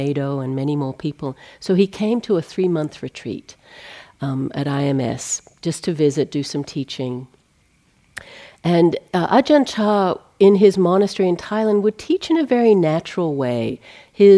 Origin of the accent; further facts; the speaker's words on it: Australia; growing up in Australia